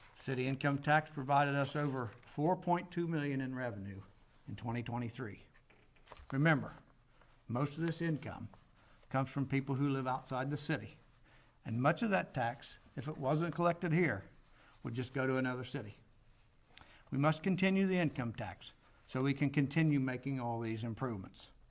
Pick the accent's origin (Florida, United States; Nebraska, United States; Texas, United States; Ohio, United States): Ohio, United States; born or raised there